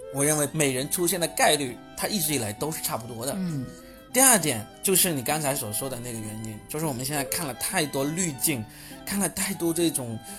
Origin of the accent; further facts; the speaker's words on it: Shenzhen, Guangdong, China; 只有我们深圳人才是在认真地防疫